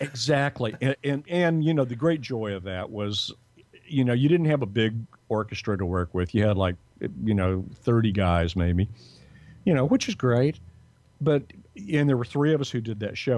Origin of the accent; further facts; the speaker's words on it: Dallas, Texas, United States; now in Los Angeles, United States; dallas where i was from